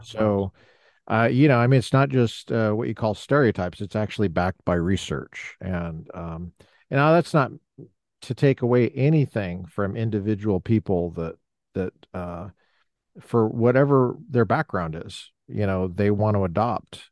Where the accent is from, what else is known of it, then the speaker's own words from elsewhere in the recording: Colorado, United States; I'm not from the South, I'm from the West, uh, Colorado